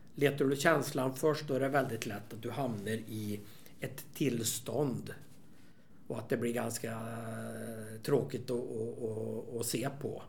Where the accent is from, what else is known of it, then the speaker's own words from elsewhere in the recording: Värmland, Sweden; i Värmland där jag kommer ifrån